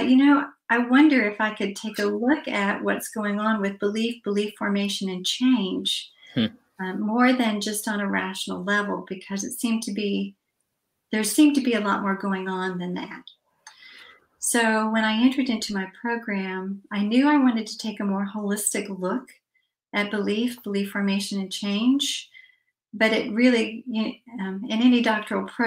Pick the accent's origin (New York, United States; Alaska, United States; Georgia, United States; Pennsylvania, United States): Georgia, United States; Atlanta; I am from Atlanta, Georgia